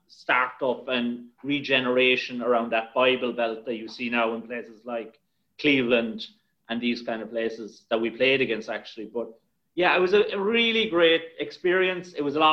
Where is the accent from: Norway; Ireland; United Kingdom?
Ireland; moved away as an adult; also born or lived in Rochester, United States; we need, as the Irish, to actually be more inclusive and not be greedy.